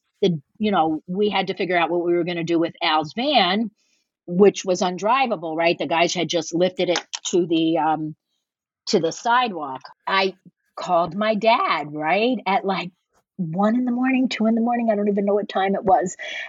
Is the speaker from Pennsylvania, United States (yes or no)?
yes; Philadelphia, Pennsylvania, United States; well, I'm from Philadelphia. Deal with it, you know?